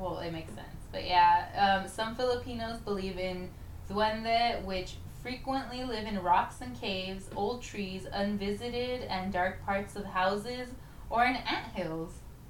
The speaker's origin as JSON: {"language": "English", "town": "Los Angeles", "region": "California", "country": "United States", "said": "We're in California, by the way. We're from LA."}